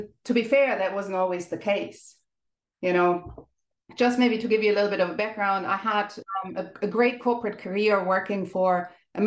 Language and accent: English; Germany; accent: German; English is a second language; moved away as an adult; also born or lived in Ireland; now in Dublin, Ireland; you may have noticed from my accent, I'm German. but I have lived and worked in many countries over the last 20 or so years.